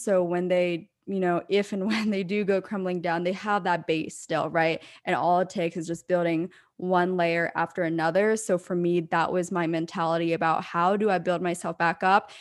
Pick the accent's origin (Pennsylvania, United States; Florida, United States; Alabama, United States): Pennsylvania, United States; moved away; my hometown in Pennsylvania